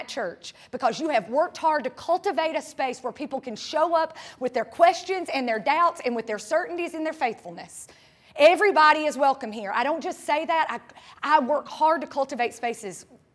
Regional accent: North Carolina, United States; moved away as an adult; now in Tampa, United States; I'm from North Carolina

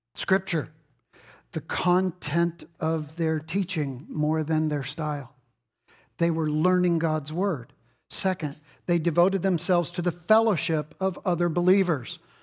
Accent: Texas, United States; I'm from Texas.

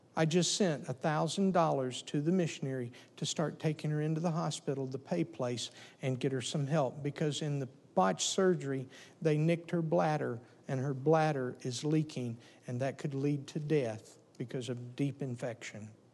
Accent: the South, United States; I grew up in the South, and so we had pigs.

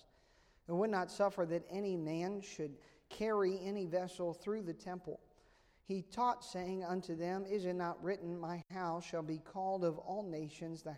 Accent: United States; growing up in Amish country

